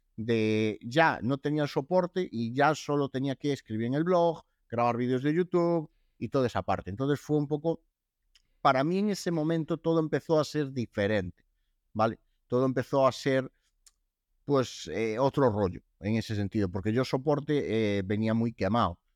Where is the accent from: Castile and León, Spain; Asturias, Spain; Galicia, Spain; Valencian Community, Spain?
Galicia, Spain; Lugo; soy de Lugo